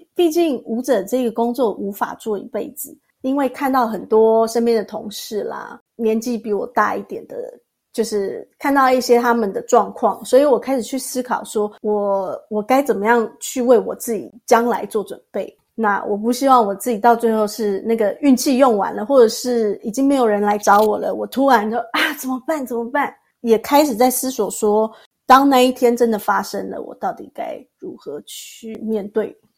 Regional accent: Tainan, Taiwan; moved away as an adult; now in Zurich, Switzerland; 我是台南人

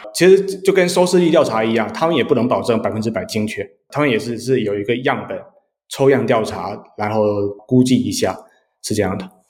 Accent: Xiamen, Fujian, China; now in San Francisco, United States; 我是福建厦门人，是你们对岸的

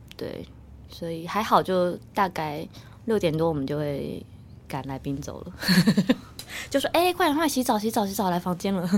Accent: Pinglin, New Taipei, Taiwan; 因为我在平陵长大

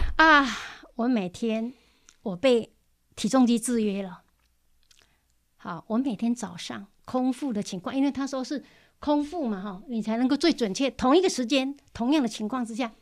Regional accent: Zhushan, Nantou County, Taiwan; also born or lived in Wanhua, Taipei; now in Taipei, Taiwan; 我来自南投竹山的乡下

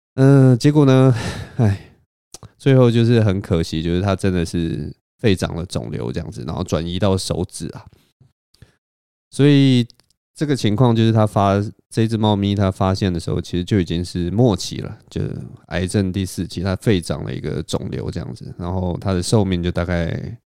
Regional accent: Taiwan; 只有我一个台湾人

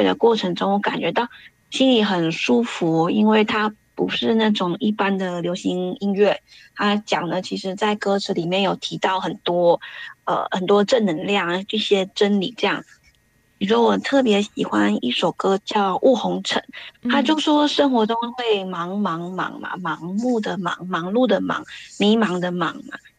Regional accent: Taiwan; now in Sydney, Australia; 我是来自澳洲雪梨的 … ，那我是从台湾移民到澳洲。

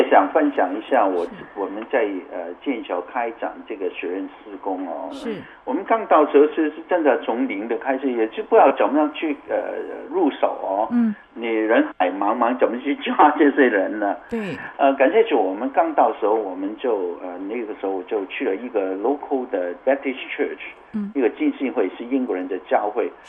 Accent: Canada; 我从加拿大过来，他知道我是加拿大人啊，我是从加拿大过来，我是在这里做宣教的

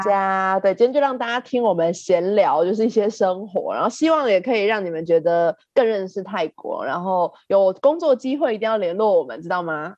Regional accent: Taiwan; 我来自台湾

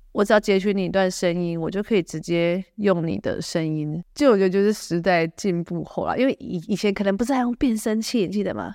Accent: Taiwan; now in United States; 我台湾人在美国的社团

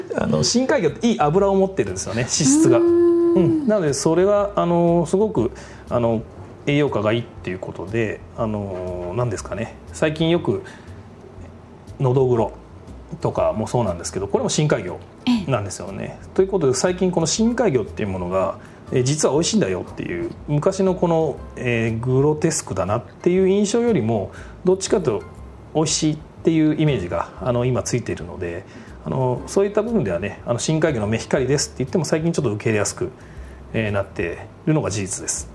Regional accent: Toyohashi, Aichi, Japan; 愛知県豊谷市で生まれ育ったんですけども

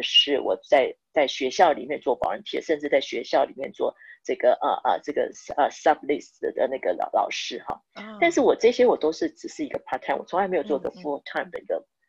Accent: Taiwan; moved away as an adult; now in United States; 我是一个台湾人

